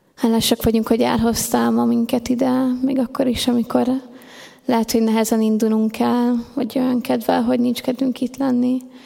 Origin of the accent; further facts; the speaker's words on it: Hungary; én mindig is ebbe a gyülekezetbe jártam, itt nőttem fel, ide jártam 12 évig a Refibe